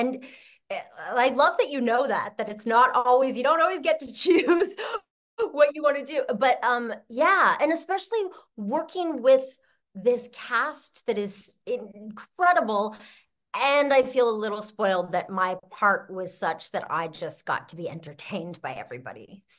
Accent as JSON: {"language": "English", "country": "Canada", "said": "I'm Canadian, too."}